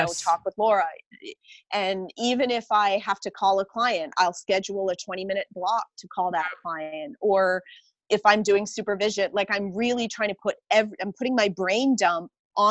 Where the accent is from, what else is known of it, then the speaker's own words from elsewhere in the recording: Canada; I'm Canadian